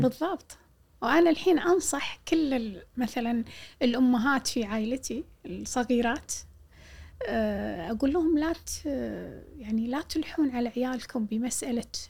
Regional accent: Jahra, Al Jahra Governorate, Kuwait; قلت له من الجارة

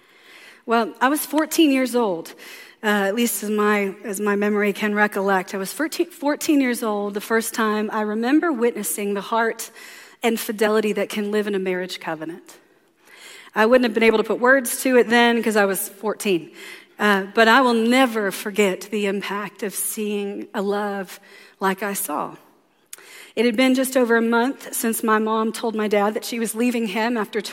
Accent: the South, United States; I'm from the South, so there it is, the dirty, dirty.

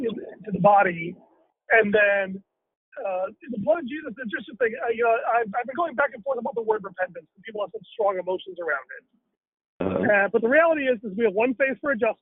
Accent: India; as an Indian, I am very used to having obedience without repentance.

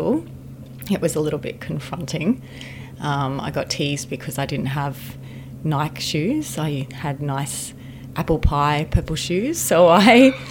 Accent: Queensland, Australia; also born or lived in Geelong, Victoria; mum travelled back up to Queensland to be with her family when I was about three in a combi van.

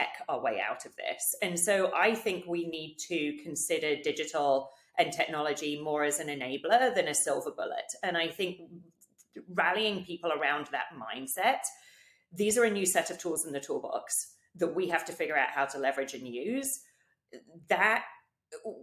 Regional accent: United Kingdom; moved away as an adult; now in United States; growing up in the UK

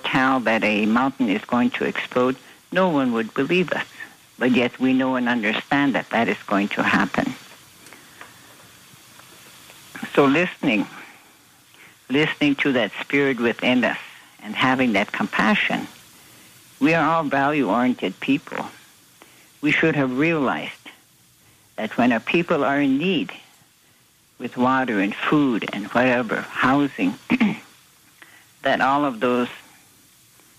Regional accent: United States; We as Native American Sioux people, we fast

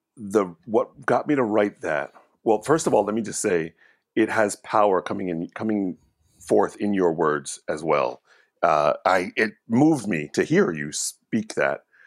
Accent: Hamilton, New Jersey, United States; moved away as an adult; also born or lived in New York; I grew up in Hamilton, New Jersey, predominantly an Italian town

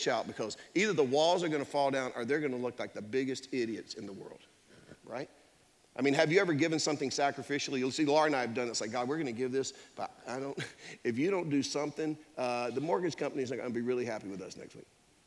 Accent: Durham, North Carolina, United States; I grew up in Durham. I grew up on Austin Avenue in Durham

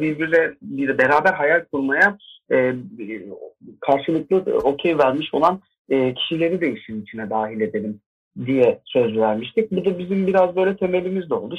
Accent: Bursa, Turkey; moved away as an adult; also born or lived in Ankara; now in Istanbul, Turkey; Bursa'da doğdum. 2006 yılına kadar oradaydım.

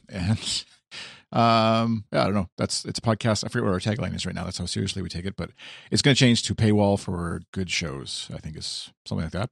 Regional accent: Canada; I as the Canadian

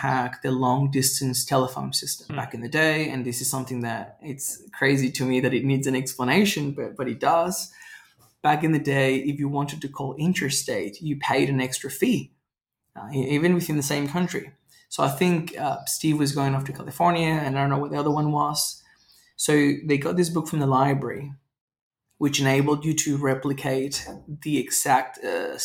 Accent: Venezuela; now in Australia; Growing up in Venezuela

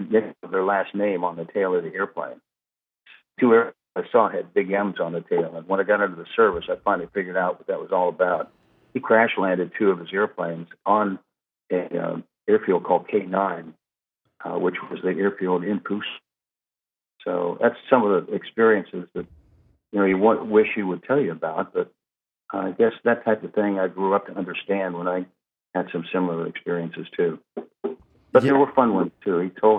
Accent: Biloxi, Mississippi, United States; born there; Well, I was born in Biloxi, Mississippi, but that's all over is actually where I'm from, because I was born into a military family.

